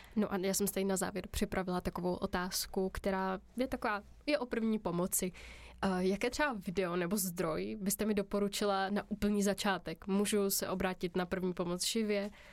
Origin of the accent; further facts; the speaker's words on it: Czechia; my jsme Češi takový hodně solidární